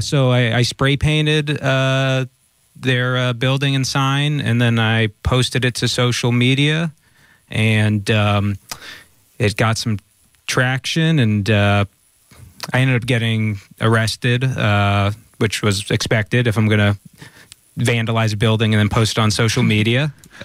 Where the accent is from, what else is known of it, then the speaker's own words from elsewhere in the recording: Palo Alto, California, United States; I grew up in Palo Alto.